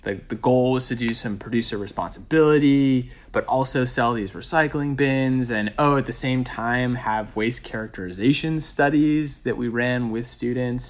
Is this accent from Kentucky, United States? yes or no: no; rural Maine, United States; moved away as an adult; also born or lived in New York City; my hometown